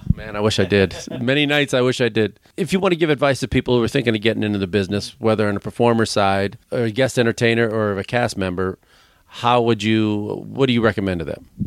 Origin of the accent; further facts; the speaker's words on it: Chicago, Illinois, United States; I was from Chicago